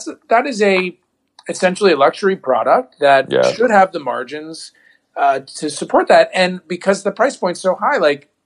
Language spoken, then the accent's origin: English; Ohio, United States; also born or lived in New York; now in Los Angeles, United States; I grew up in Ohio